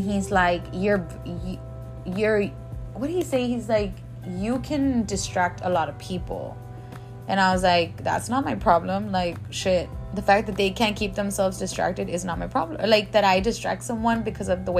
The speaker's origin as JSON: {"language": "English", "town": "Laredo", "region": "Texas", "country": "United States", "said": "I'm from Laredo"}